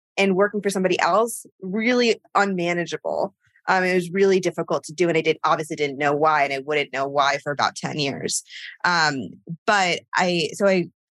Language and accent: English; Connecticut, United States; where we grew up in Connecticut